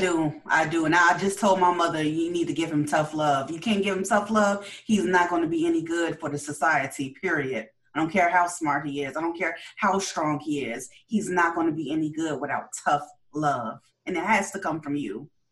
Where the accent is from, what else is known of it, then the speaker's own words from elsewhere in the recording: Chicago, Illinois, United States; I grew up in Chicago